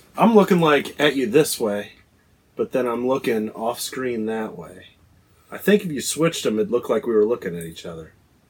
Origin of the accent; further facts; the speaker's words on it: Ohio, United States; Yeah, Ohio.